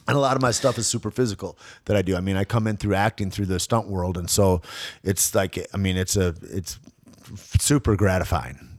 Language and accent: English; Alpena, Michigan, United States; growing up in Alpena, Michigan